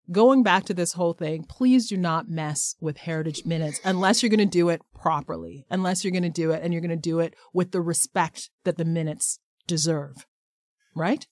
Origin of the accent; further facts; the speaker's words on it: Canada; who we are as Canadians